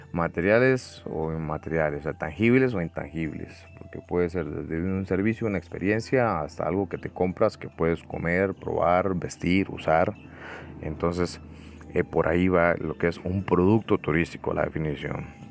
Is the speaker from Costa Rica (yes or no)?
yes; San Ramón, Alajuela, Costa Rica; soy nativo de un pueblo que se llama San Ramón, que está en el extremo oeste, norte del Valle Central de Costa Rica